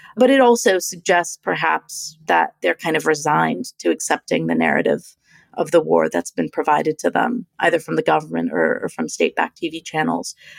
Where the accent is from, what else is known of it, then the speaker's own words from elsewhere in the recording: United States; I'm an American